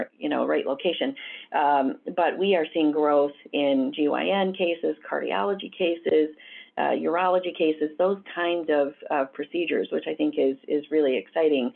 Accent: Southwest Michigan, United States; I grew up in Southwest Michigan and started my career in nursing.

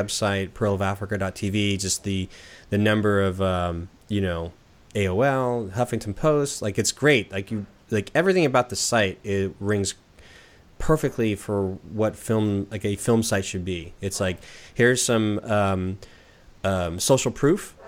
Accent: Southern California, United States; now in Portland, United States; I'm here in Portland, Oregon, so we're, you know, and I'm from Southern California.

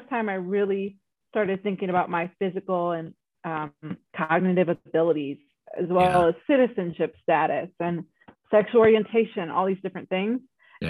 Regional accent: South Elgin, Illinois, United States; now in Colorado, United States; I grew up in South Elgin, which is a majority white suburb actually.

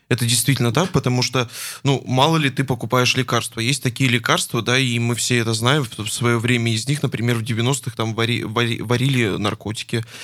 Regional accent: Yekaterinburg, Sverdlovsk Oblast, Russia; А, мы соединяемся с Екатеринбургом, с моим родным городом.

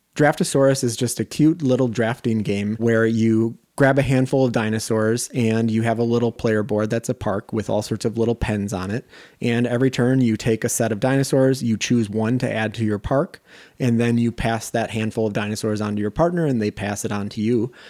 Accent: just outside Madison, Wisconsin, United States; moved away as an adult; also born or lived in Minnesota; I'm from Wisconsin, specifically just outside Madison

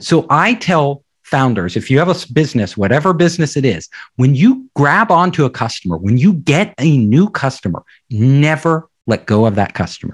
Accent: Silicon Valley, California, United States; I'm from Silicon Valley

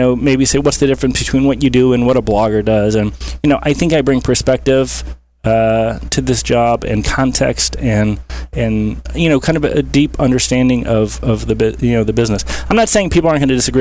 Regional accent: Cleveland, Ohio, United States; also born or lived in Columbus, Ohio; I'm from Cleveland, but I went down to Ohio State and then law school

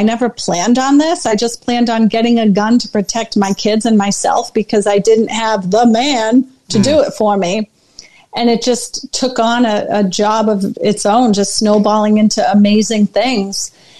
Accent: Oklahoma, United States; born there; I was born in Oklahoma, stationed around, moved around the country.

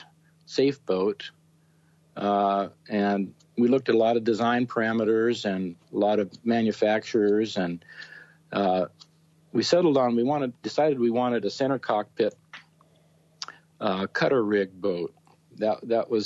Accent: northern San Diego County, Southern California, United States; also born or lived in Columbus, Ohio; I grew up in Southern California, northern San Diego County

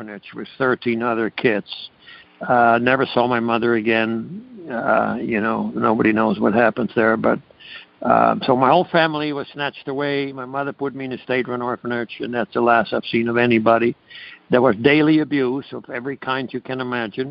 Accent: Amsterdam, North Holland, Netherlands; moved away; I was born in Amsterdam, Holland

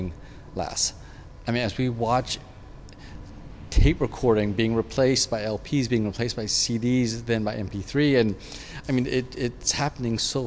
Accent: San Francisco, California, United States; I grew up in San Francisco.

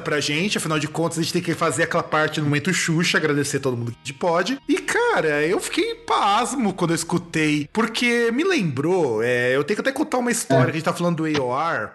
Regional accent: Rio Grande do Sul, Brazil; lá da minha terra, lá do Rio Grande do Sul

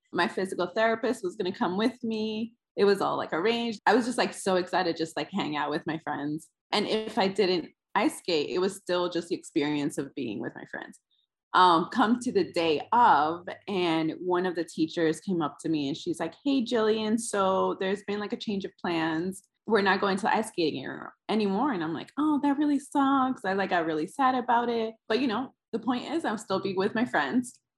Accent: New York City, New York, United States; I am from uh, in between the Upper West Side and Harlem, like right at the strip, right there is where I grew up

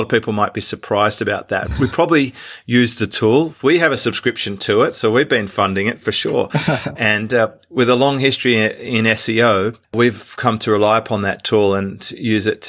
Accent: Australia; accent: Australian; my Australian accent

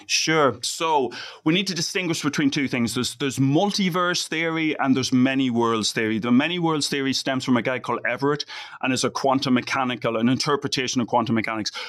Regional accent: Ireland; moved away; being Irish

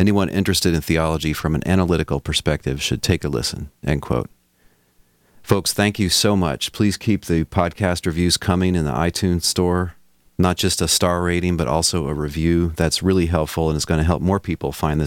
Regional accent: Texas, United States; By my home country, of course, I mean Texas

